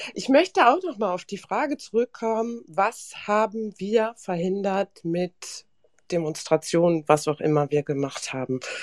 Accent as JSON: {"language": "German", "country": "Germany", "tie": "born or raised there", "said": "ich bin hier aufgewachsen in Deutschland"}